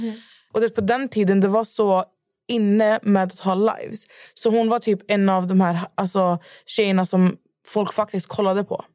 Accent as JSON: {"language": "Swedish", "town": "Skövde", "region": "Västra Götaland", "country": "Sweden", "moved": "yes", "said": "jag var hemma i Skövde"}